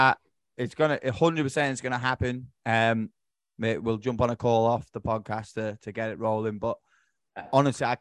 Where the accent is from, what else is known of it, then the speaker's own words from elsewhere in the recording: United Kingdom; accent: UK; now in Australia; my accent and they think obviously I'm from the UK